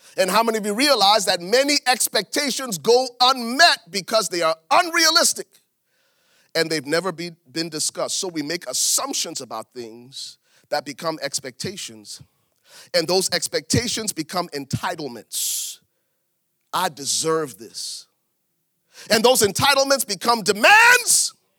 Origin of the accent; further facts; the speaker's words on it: Liberia; moved away as an adult; now in United States; I was born in Liberia, West Africa. Lived in Africa until I was twenty-one before I came to America